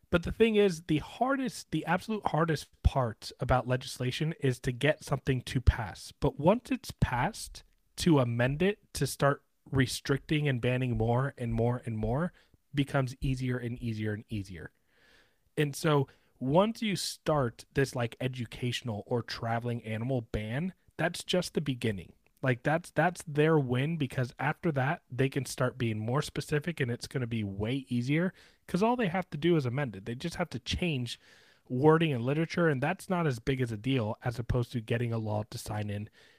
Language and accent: English; Sarasota, Florida, United States; I grew up in Sarasota, Florida